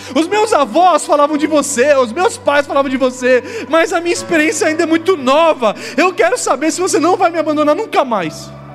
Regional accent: São Paulo, Brazil; Quando eu era adolescente, eu estava em São Paulo

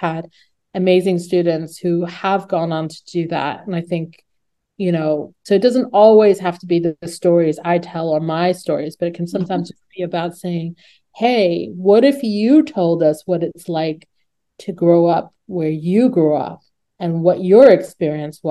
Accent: New Jersey, United States; a young teenager growing up in New Jersey

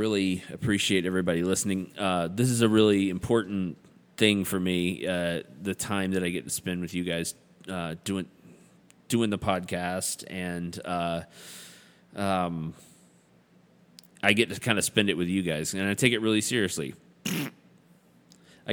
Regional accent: American South, United States; we're all American Southerners

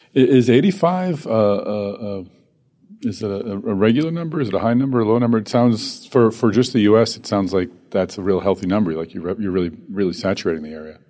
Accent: Boston, Massachusetts, United States; my hometown, Boston.

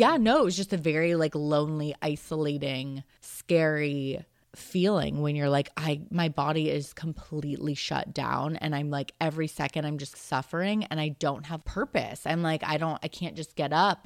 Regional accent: Marin, California, United States; moved away as an adult; I wanted to get out of Marin

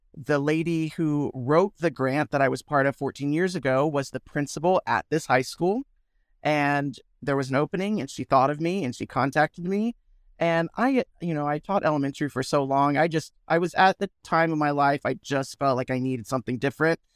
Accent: Williston, Florida, United States; also born or lived in Gainesville, Florida; I grew up in a small town called Williston in Florida

